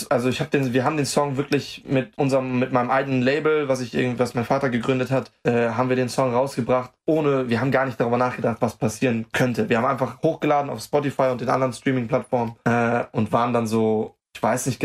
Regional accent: Germany; Also äh, es ist, ich meine, Deutschland ist meine Heimat und ich werde immer die größte Verbundenheit mit Deutschland haben.

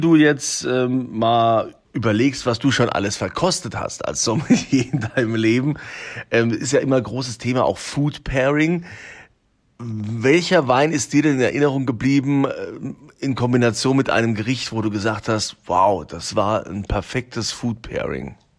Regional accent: Rhineland-Palatinate, Germany; bei uns in Deutschland, in Rheinland-Pfalz, wir haben ja unfassbar tolle Weinanbaugebiete

